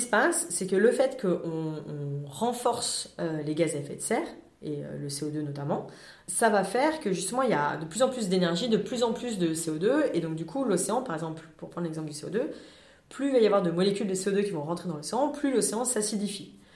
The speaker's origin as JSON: {"language": "French", "country": "France", "said": "en tant que Français"}